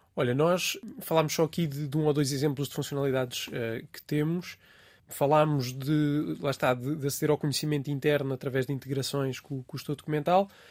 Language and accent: Portuguese; Ribatejo, Portugal; moved away as an adult; also born or lived in Alentejo; now in Lisbon, Portugal; sou alentejano de nascimento e tenho uma boa parte da minha família no Alentejo, embora nunca tenha vivido lá. Sinto que tenho essas raízes uh, alentejanas. Vivi, na verdade, grande parte da minha vida no Ribatejo